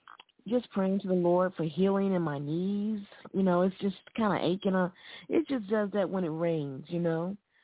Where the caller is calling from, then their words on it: Alabama, United States; calling from Alabama.